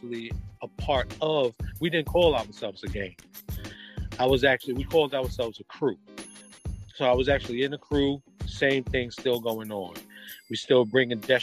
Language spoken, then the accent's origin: English; Jersey City, New Jersey, United States; I grew up in Jersey City, New Jersey.